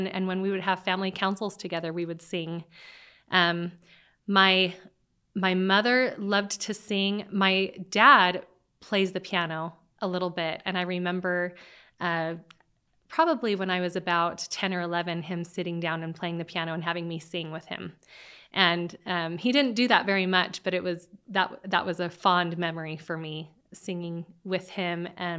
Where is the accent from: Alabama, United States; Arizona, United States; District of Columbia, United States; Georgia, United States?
Arizona, United States; Mesa; And I grew up in Mesa is where I'm from, but we did most of our schooling and everything in neighboring Gilbert.